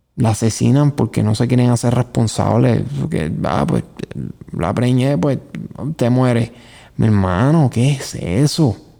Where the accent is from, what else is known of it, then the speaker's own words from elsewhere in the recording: Puerto Rico; vivir aquí y llamarme puertorriqueño